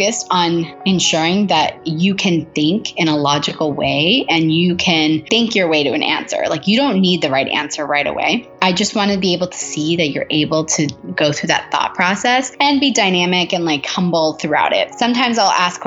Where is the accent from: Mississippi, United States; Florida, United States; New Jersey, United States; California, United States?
California, United States; Southern; moved away as an adult; now in New York City, United States; I am living in New York City, but I'm originally from Southern California